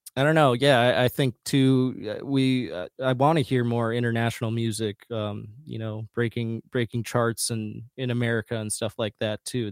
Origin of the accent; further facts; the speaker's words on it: rural west central Minnesota, United States; moved away; also born or lived in Bogotá, Colombia; I was adopted from Bogotá, Colombia, uh, when I was a baby, and then I grew up in rural west central Minnesota